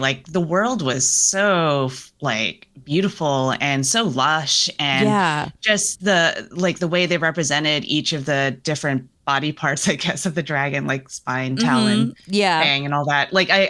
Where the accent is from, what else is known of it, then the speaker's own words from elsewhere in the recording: New Jersey, United States; I'm from New Jersey. Where are you really from? And then I'm like, oh, my parents immigrated here from the Philippines.